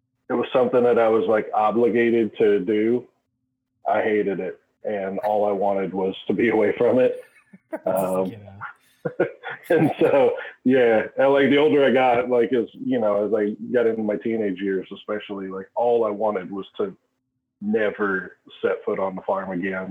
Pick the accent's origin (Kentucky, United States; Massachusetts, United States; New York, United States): Kentucky, United States; Cynthiana; I grew up in a little town called Cynthiana, Kentucky.